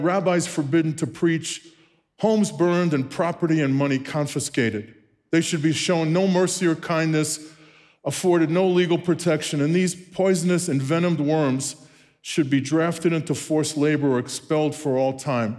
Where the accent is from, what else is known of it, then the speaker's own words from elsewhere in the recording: New York City, New York, United States; moved away; born and raised in Brooklyn, New York